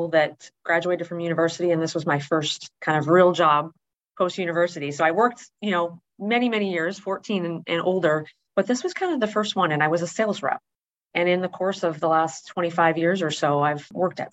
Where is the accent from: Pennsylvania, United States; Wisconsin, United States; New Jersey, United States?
Wisconsin, United States; moved away as an adult; also born or lived in Indianapolis, Indiana; growing up in Wisconsin